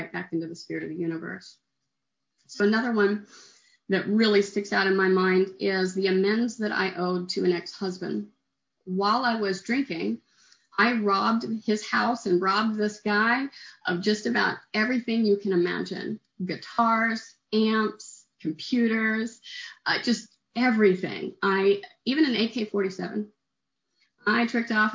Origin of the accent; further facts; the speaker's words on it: Oklahoma, United States; moved away as an adult; also born or lived in Kerrville, Texas; now in Houston, United States; I'm from Oklahoma and I came to Texas to get sober